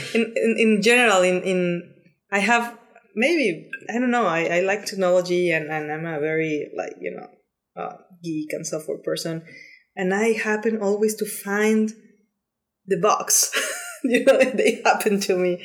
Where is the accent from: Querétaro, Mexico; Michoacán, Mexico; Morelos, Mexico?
Morelos, Mexico; Cuernavaca; moved away as an adult; now in Barcelona, Spain; I'm Mexican. I was born and raised in Mexico